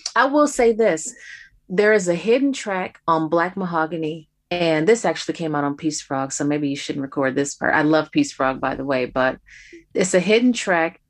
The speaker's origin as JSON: {"language": "English", "town": "Detroit", "region": "Michigan", "country": "United States", "tie": "born or raised there", "said": "I grew up in Detroit listening to WJZZ"}